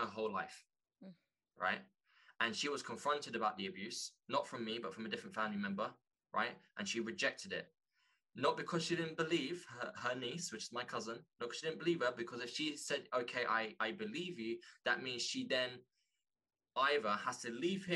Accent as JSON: {"language": "English", "region": "London", "country": "United Kingdom", "tie": "born or raised there", "said": "growing up in London"}